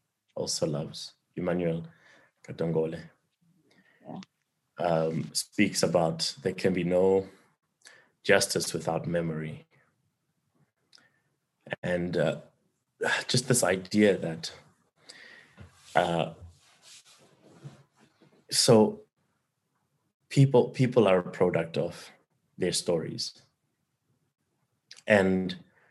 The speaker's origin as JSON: {"language": "English", "country": "South Africa", "said": "as a South African"}